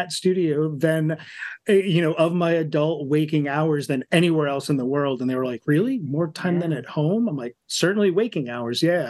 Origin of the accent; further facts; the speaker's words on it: Malden, Massachusetts, United States; moved away as an adult; also born or lived in southern New Hampshire; now in Portland, Maine, United States; I grew up in Malden, Massachusetts, north of the city.